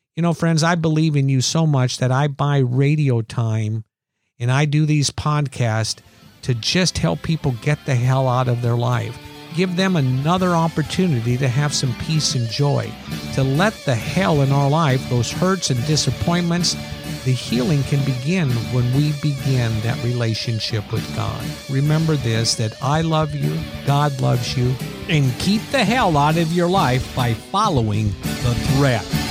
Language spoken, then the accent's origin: English; Iowa, United States; growing up in Iowa that it seemed to be Easter and Christmas that our family always went to church